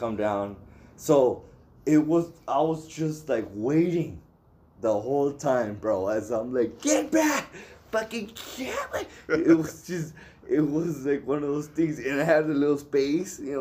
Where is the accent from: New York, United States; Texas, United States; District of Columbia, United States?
Texas, United States; El Paso; I'm from El Paso.